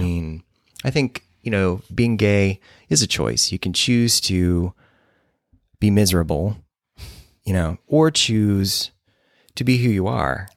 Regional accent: Moline, Illinois, United States; also born or lived in Saint Louis; I grew up in Moline, Illinois, which is along the Mississippi, northwestern Illinois, near Davenport, Iowa

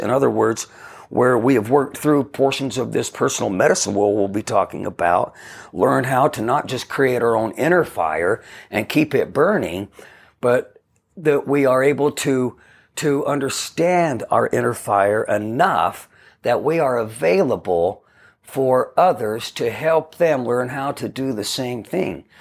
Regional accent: Ogden, Utah, United States; grew up in a neighborhood of houses in Ogden, Utah

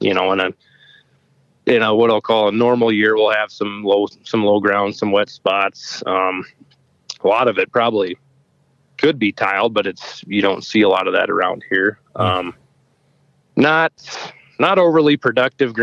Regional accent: Rapid City, South Dakota, United States; moved away as an adult; now in Wagner, United States; I grew up in Rapid City

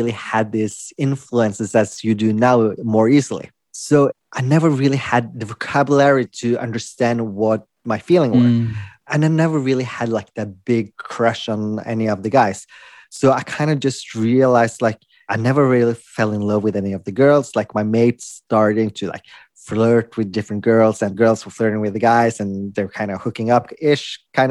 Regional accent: Norway; also born or lived in Philippines; I was adopted from the Philippines when I was a baby. And I was adopted to Norway

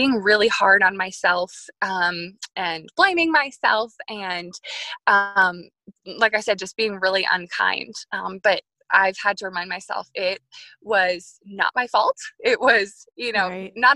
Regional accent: New York, United States; I grew up in New York

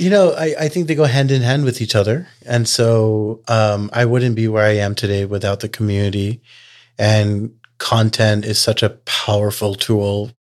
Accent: Texas, United States; You know, we're from Texas, so I kind of joke that growing a community is kind of like Texas barbecue.

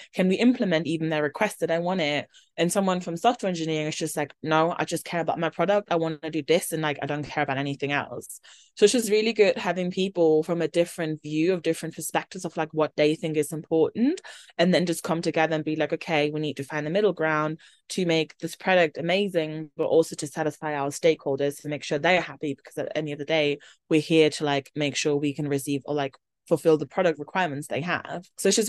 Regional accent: Germany; because I'm originally from Germany, so it had to be an international background check.

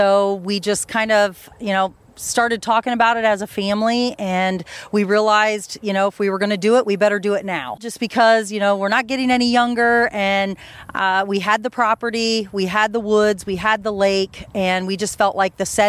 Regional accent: Cedarville, Ohio, United States; moved away as an adult; now in Ada, United States; grew up in Cedarville, Ohio

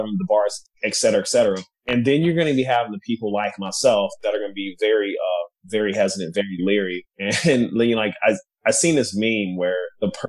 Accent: Kansas City, Missouri, United States; now in San Francisco, United States; I'm originally from Kansas City, Missouri

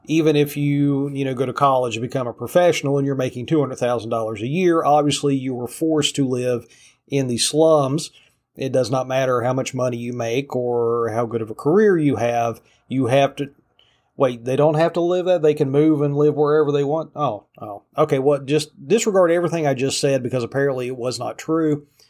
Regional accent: Appalachia, United States; Believe me, I grew up in Appalachia.

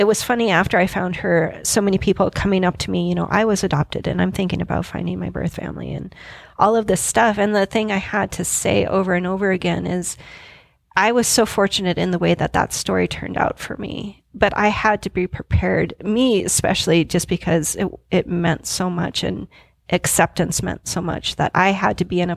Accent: Billings, Montana, United States; I was born on October 29th, 1975 in Billings, Montana

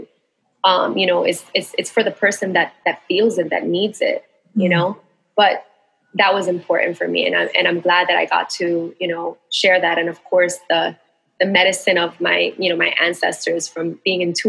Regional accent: New York City, New York, United States; moved away as an adult; also born or lived in Queens, New York; now in Puerto Rico; I identify as being a Latina woman, New Yorican, born and raised in Bushwick, and then in Queens, and then moved to Puerto Rico, which is where I'm at now

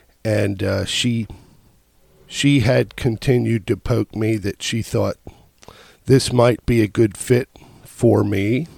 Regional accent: Elizabethtown, Pennsylvania, United States; I'm from Elizabethtown.

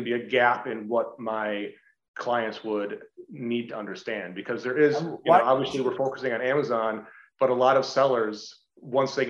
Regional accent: Iowa, United States; also born or lived in Dallas-Fort Worth / Southern California; now in Iowa City, United States; I grew up in a very rural farm town on the Iowa-Minnesota border

